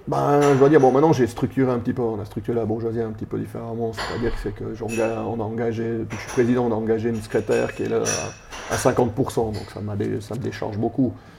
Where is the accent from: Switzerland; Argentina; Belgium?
Switzerland; Sierre, Valais; also born or lived in Chalais; j'ai grandi à Grange, tout le temps grandi à Grange, j'ai fait toutes mes classes là.